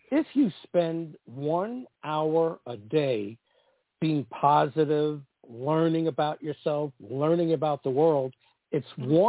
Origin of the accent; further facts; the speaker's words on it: East Coast, United States; I came from the East Coast where I was the old-fashioned pursuer, the aggressive one, ask a girl out, that didn't work out in LA and it shocked me.